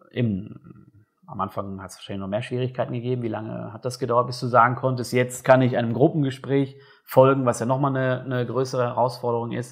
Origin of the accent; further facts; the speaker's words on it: North Rhine-Westphalia, Germany; dass das als Bayer dann äh, einfacher ist als für mich jetzt da als Westfale oder als